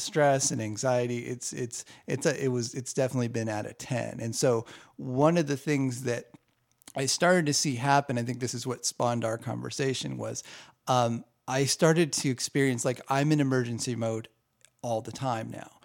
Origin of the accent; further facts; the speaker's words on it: Southern California, United States; I grew up in Southern California